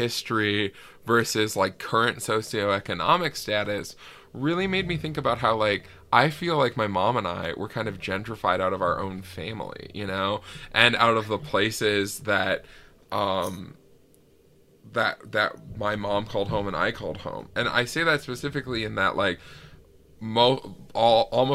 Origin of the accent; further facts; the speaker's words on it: Ely, Minnesota, United States; moved away; this place that I grew up in Ely